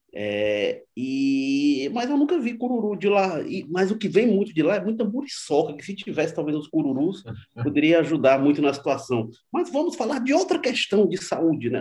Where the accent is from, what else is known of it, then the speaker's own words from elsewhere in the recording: Fortaleza, Ceará, Brazil; Eu, eu me criei no Jardim América, onde tinha muito cururu